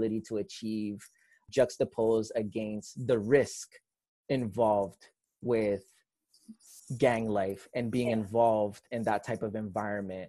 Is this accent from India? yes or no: no; Toronto, Ontario, Canada; I grew up on the West End of Toronto. I grew up born and raised on Jane Street, specifically Jane and Wilner, just south of Eglinton. Lived there for 30 years of my life